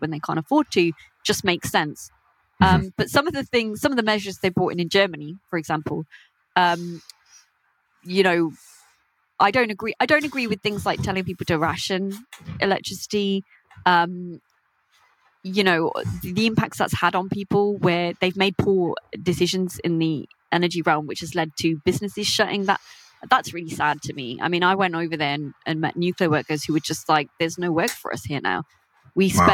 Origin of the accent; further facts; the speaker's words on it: United Kingdom; I have Indian heritage. I grew up in Britain, but my parents are Indian